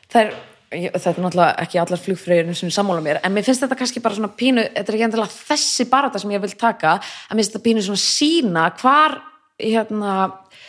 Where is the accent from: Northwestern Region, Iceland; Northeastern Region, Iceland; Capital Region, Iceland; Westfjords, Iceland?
Capital Region, Iceland; Reykjavík; also born or lived in Kópavogur; ólst upp fyrst í Vesturbænum í Reykjavík og svo flytti ég í Kópavög